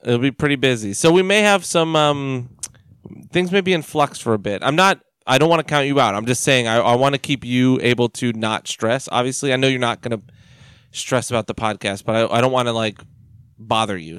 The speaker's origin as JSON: {"language": "English", "country": "United States", "said": "we're American"}